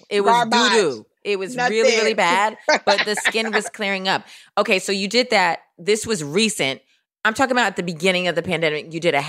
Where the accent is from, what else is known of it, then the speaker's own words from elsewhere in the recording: New York, United States; As a New Yorker